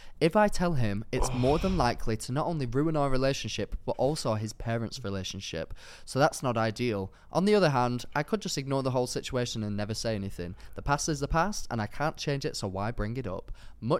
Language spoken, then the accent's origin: English; Darwen, North West England, United Kingdom; I am, yeah.